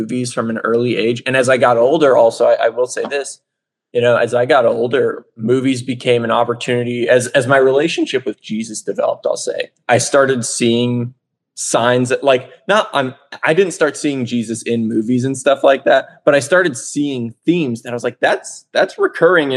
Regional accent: Carthage, Missouri, United States; moved away as an adult; now in Georgia, United States; I'm from a small town in Southwest Missouri called Carthage

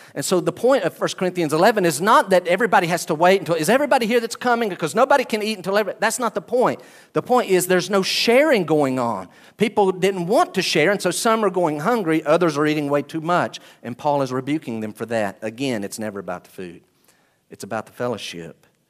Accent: United States; I am an American. Praise the Lord, I am too.

